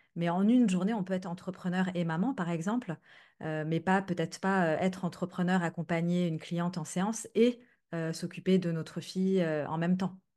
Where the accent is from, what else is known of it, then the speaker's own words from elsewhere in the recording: France; now in Netherlands; j'habite aux Pays-Bas mais je suis française